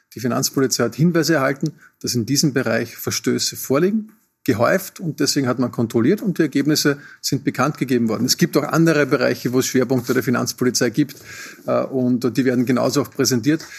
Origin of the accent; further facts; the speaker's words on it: Austria; Wir als Österreicher